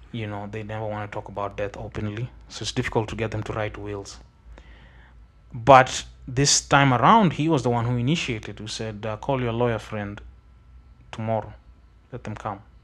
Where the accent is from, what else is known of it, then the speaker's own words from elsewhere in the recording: Kenya; I come from Kaksingri, which is really far away. Like, it's very close to Vigingo